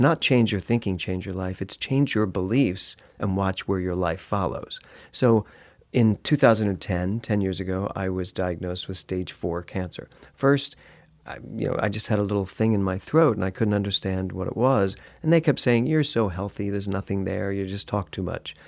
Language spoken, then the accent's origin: English; Philadelphia, Pennsylvania, United States; now in Los Angeles, United States; I'm from Philly